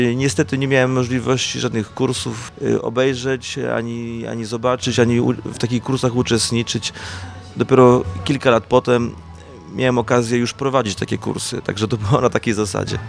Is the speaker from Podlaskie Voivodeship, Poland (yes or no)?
no; Zielona Góra, Lubusz Voivodeship, Poland; also born or lived in Bytom Odrzański; ja pochodzę z Zielonej Góry